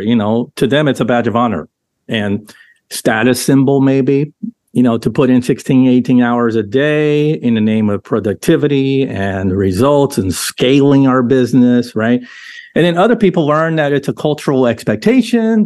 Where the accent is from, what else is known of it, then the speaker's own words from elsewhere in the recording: Southern California, United States; I grew up in Southern California with the surfing culture